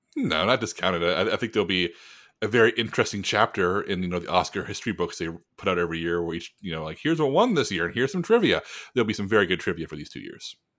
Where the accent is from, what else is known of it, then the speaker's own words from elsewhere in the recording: San Antonio, Texas, United States; my hometown of San Antonio